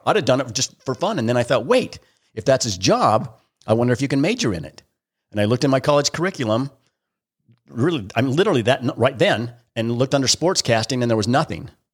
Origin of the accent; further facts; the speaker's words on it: Springville, Utah, United States; I grew up in Springville, Utah